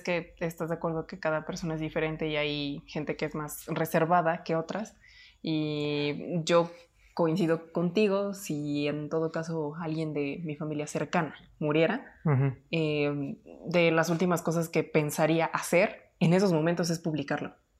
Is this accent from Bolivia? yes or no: no; Mexico